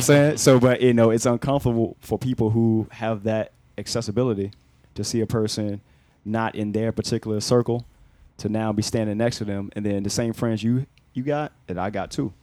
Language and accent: English; Newport News, Virginia, United States; I'm from Newport News, man, Virginia